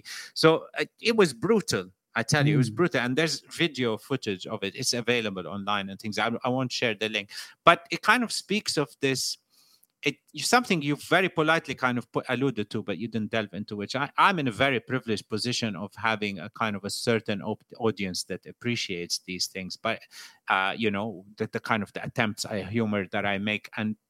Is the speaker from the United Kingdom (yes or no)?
yes; United Kingdom; people say, why do you live in Britain if you criticize the British all the time? I was like, no, but I'm British.